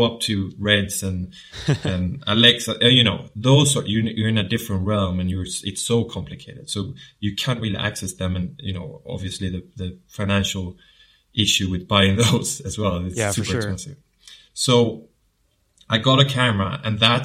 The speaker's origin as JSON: {"language": "English", "region": "southern Sweden", "country": "Sweden", "accent": "southern", "moved": "as an adult", "lives_now": "London, United Kingdom", "said": "I'm from Sweden, and I've lived in London now for 3 years"}